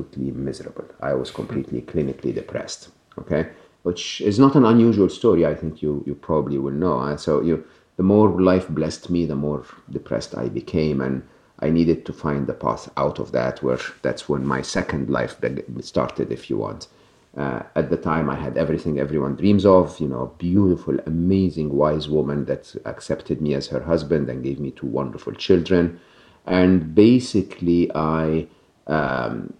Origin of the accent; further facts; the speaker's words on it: Egypt; moved away; I'm born and raised in Egypt, educated in public school, public university in Egypt